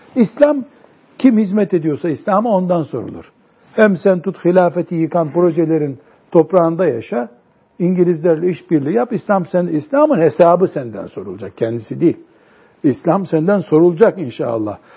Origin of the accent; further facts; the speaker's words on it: Turkey; also born or lived in Mecca, Saudi Arabia; Ben de Türkiye'li dedim